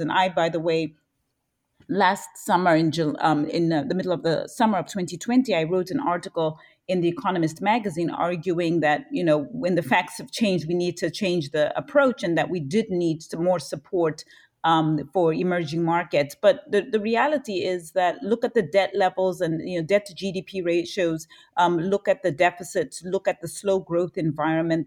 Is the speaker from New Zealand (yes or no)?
no; Zambia; born and raised in Zambia